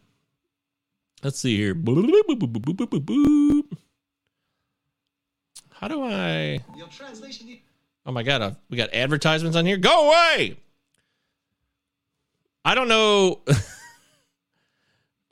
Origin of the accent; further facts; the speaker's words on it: Detroit, Michigan, United States; moved away as an adult; also born or lived in Baltimore, Maryland; I grew up with in Michigan. It's always been this way. Metro Detroit